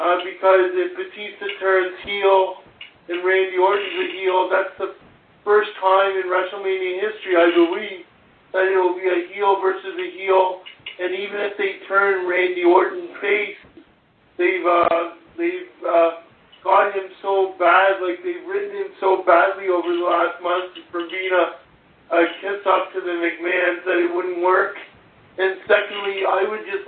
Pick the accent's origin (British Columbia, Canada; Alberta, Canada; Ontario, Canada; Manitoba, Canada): Ontario, Canada; Toronto; I'm from Toronto